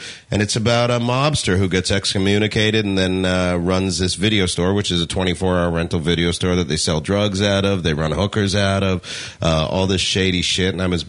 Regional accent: Canada; moved away as an adult; now in United States; I'm from Canada originally.

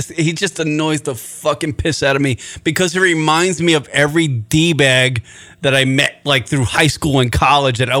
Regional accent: New York, United States; moved away; Growing up in New York

